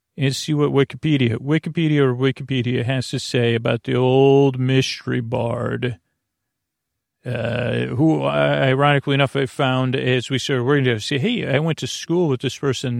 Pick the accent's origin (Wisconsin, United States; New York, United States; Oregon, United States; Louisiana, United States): New York, United States; Syracuse; I grew up in Syracuse